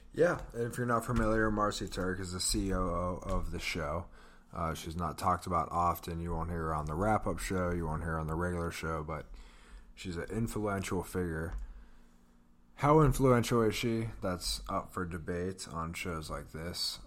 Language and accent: English; Pittsburgh, Pennsylvania, United States; We're from Pittsburgh.